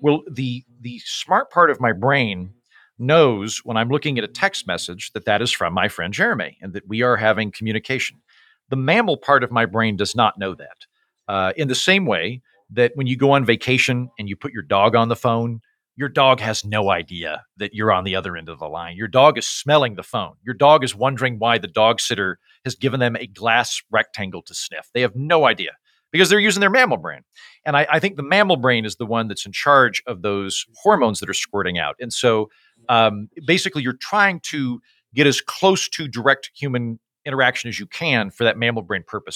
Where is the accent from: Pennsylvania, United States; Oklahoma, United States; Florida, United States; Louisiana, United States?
Oklahoma, United States; moved away; I'm from Oklahoma, which is the holster of the Bible Belt